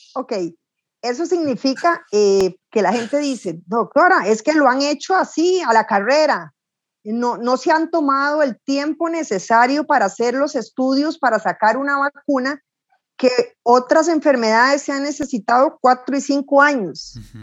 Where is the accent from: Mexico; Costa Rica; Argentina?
Costa Rica; soy costarricense